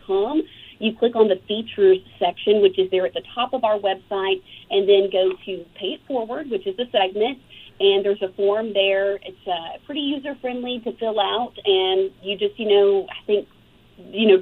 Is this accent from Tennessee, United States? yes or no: yes; McMinnville, Tennessee, United States; I spent a lot of time growing up in McMinnville, Tennessee, at my great-grandmother's farm